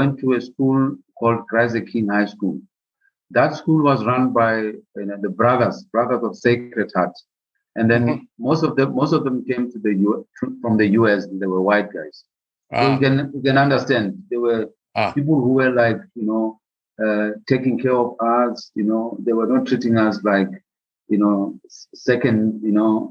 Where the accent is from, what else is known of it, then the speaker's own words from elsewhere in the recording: Lesotho; growing up in Lesotho